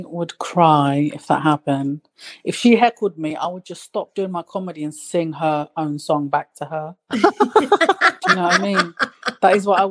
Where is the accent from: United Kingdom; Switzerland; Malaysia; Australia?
United Kingdom; London; I'm from East London